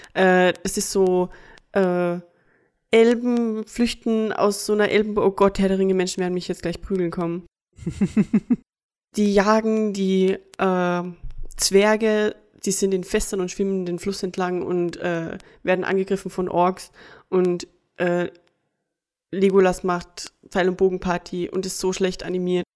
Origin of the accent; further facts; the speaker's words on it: Austria; bei uns in Österreich